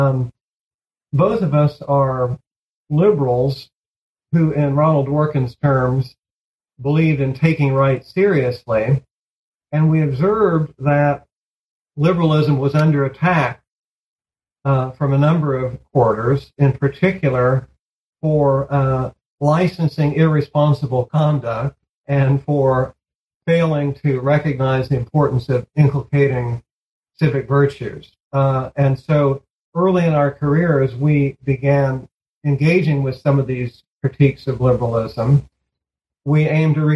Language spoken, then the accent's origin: English; Missouri, United States; moved away as an adult; now in Boston, United States; I grew up on a farm in Missouri